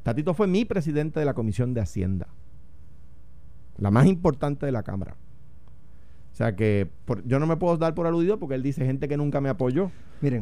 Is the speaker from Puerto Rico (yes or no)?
yes; Puerto Rico; soy puertorriqueño. Lo único que soy por encima de popular es puertorriqueño